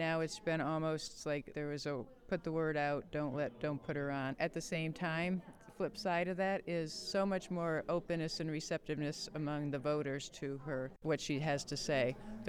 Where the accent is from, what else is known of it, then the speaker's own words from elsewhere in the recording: Connecticut, United States; I'm from Connecticut.